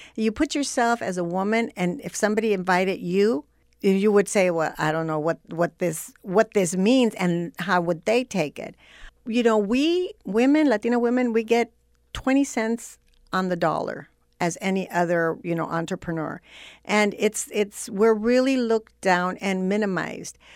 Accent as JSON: {"language": "English", "town": "Los Angeles", "region": "California", "country": "United States", "tie": "born or raised there", "also_born_or_lived": "Zacatecas, Mexico", "said": "I was growing up in Boyle Heights"}